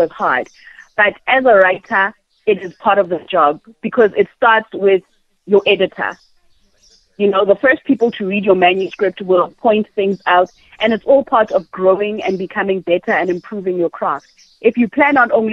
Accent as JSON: {"language": "English", "town": "Thokoza", "region": "Gauteng", "country": "South Africa", "tie": "born or raised there", "also_born_or_lived": "Randburg", "said": "I grew up in Thokoza, which is the township"}